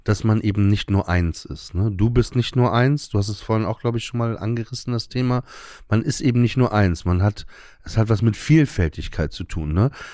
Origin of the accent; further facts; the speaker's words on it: Papenburg, Lower Saxony, Germany; Ich bin auf dem Land groß geworden, Papenburg im Emsland